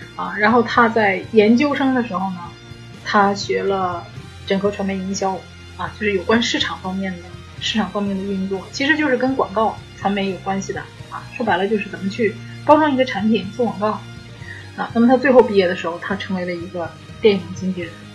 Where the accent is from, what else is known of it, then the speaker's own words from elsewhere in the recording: China; 我们中国的影片，可能都是我们中国人来做制片